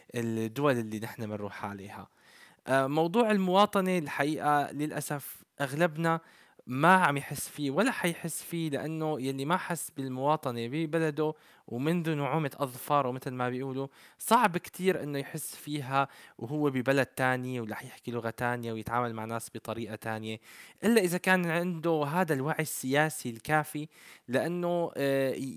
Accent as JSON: {"language": "Arabic", "country": "Syria", "moved": "yes", "said": "نحن كسوريين"}